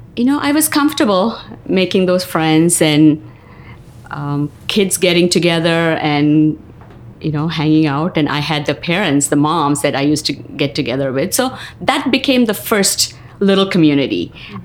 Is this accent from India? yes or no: yes; South India, India; moved away as an adult; also born or lived in New York; now in Marion, United States; I was born and raised in India, southern part of India, and schooling, college, everything there